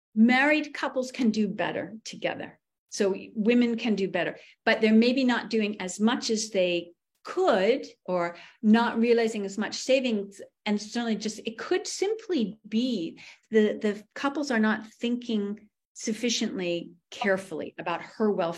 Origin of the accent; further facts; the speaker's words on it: New England, United States; where I grew up in New England, money is kind of considered crass